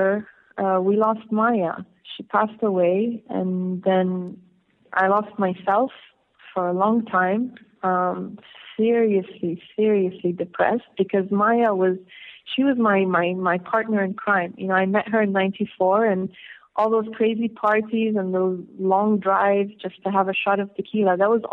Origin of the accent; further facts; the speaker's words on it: Beirut, Beirut Governorate, Lebanon; also born or lived in south Lebanon; my experiences growing up in Beirut